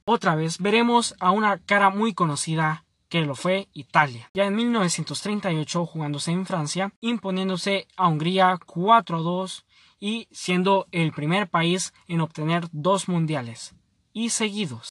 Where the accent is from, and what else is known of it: Honduras